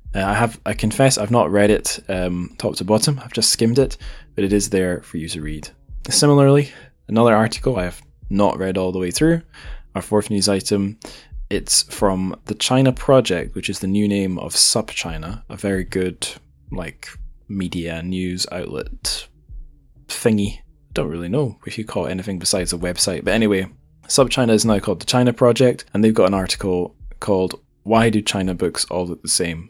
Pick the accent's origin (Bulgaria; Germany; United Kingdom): United Kingdom; Scotland; I'm Scottish